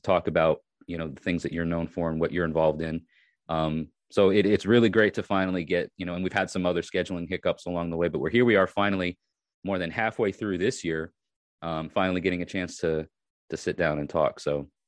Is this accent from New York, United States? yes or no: yes; New York, United States; moved away as an adult; now in Tennessee, United States; I'm originally from New York, and I moved to Tennessee